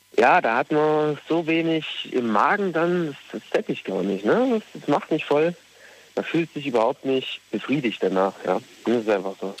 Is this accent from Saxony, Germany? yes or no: no; Thuringia, Germany; moved away as an adult; now in Rhineland-Palatinate, Germany; Ich komme eigentlich aus Thüringen, aber bin jetzt momentan arbeitsmäßig im Westen